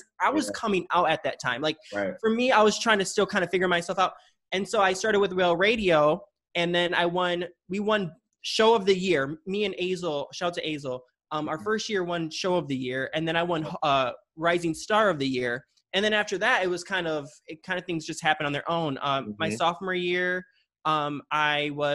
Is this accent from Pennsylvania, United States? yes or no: no; Muskegon, Michigan, United States; now in Los Angeles, United States; I'm from Muskegon, Michigan.